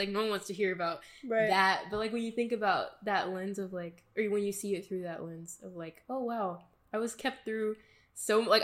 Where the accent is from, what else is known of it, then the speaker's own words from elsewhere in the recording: the South, United States; I'm from the south